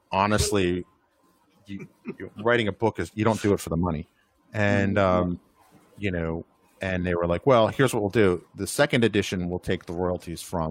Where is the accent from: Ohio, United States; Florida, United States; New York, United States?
New York, United States; moved away; I'm from New York